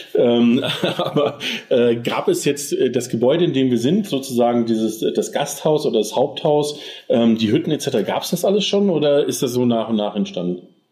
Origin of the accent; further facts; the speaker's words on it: Germany; wir als Deutsche